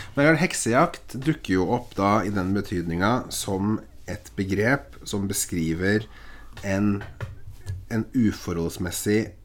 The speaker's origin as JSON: {"language": "Norwegian", "region": "Eastern Norway", "country": "Norway", "moved": "yes", "lives_now": "Bodø, Norway", "said": "du kommer som Som søring, ja. østlending, til Nord-Norge"}